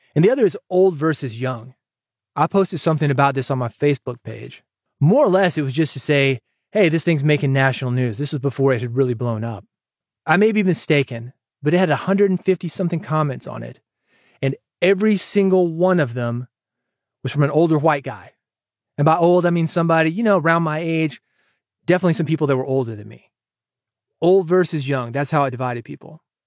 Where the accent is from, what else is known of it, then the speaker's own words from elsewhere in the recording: Nashville, Tennessee, United States; moved away as an adult; growing up in Nashville